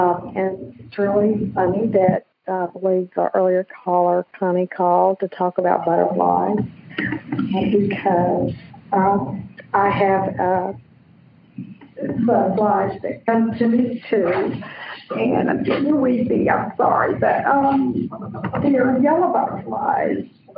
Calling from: Orange Beach, Alabama, United States; Right now, I'm calling from Orange Beach, Alabama.

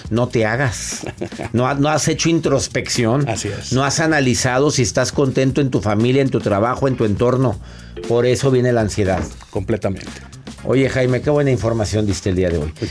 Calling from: California, United States

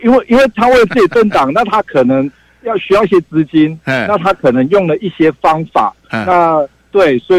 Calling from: Taichung, Taiwan; 呃，辉文哥你好，我是台中的

